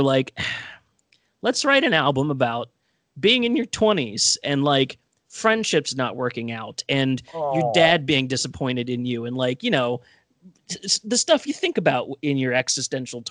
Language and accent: English; Baltimore, Maryland, United States; we're all from Baltimore